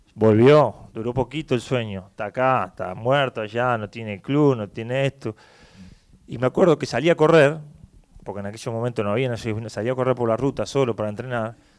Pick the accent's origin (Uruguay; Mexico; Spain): Uruguay; moved away as an adult